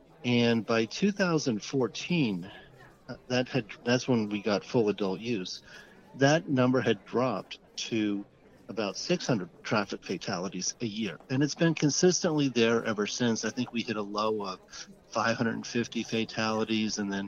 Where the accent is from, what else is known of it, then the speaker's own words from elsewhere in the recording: Colorado, United States; I'm from Colorado.